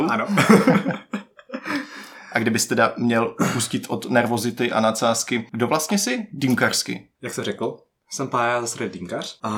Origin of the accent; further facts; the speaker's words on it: Brno, South Moravian Region, Czechia; Jednak jsem z Brna, samozřejmě